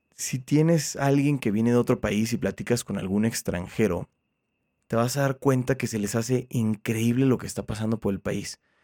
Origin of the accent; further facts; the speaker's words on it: Mexico; Todos somos mexicanos